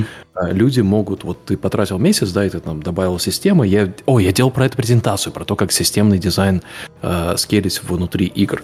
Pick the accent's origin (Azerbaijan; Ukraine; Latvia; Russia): Latvia; also born or lived in Lithuania; я, понятно, привязан к Латвии, потому что я там вырос, но я в Литве жил тоже год